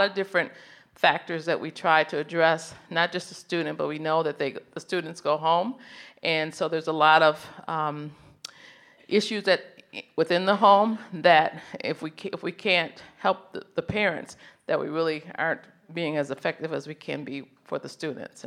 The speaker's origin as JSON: {"language": "English", "town": "Grand Rapids", "region": "Michigan", "country": "United States", "tie": "born or raised there", "moved": "as an adult", "lives_now": "Birmingham, United States", "said": "we moved to Birmingham from Grand Rapids, Michigan, where I was born and raised"}